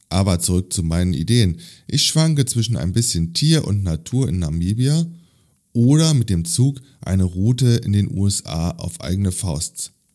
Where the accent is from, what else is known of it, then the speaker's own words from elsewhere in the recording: Berlin, Germany; meine Heimatstadt Berlin